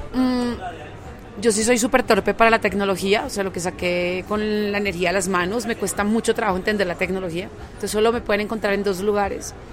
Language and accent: Spanish; Colombia; me invita como artista colombiana. No me presento mucho en mi país